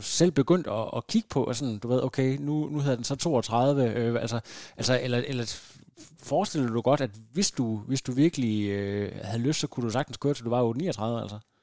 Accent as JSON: {"language": "Danish", "town": "Lem", "region": "Central Denmark Region", "country": "Denmark", "tie": "born or raised there", "said": "som barn på Lem Stationsskole øh, i, i det mørke Vestjylland"}